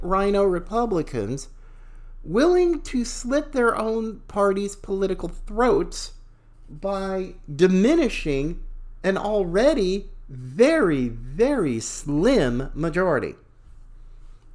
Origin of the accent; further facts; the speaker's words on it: the South, United States; as a Southerner myself